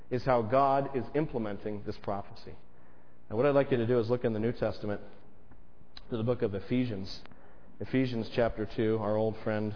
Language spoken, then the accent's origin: English; Las Vegas, Nevada, United States; moved away; I grew up out west in Las Vegas